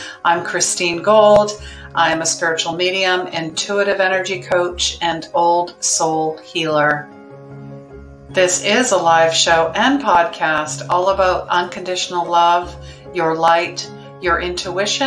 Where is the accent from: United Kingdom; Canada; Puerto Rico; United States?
Canada; Calgary, Alberta; now in Victoria, Canada; I grew up in Calgary